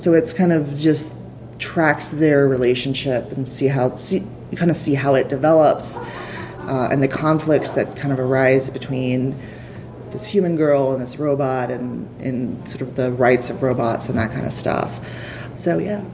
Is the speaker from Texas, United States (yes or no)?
yes; Houston, Texas, United States; I'm from Houston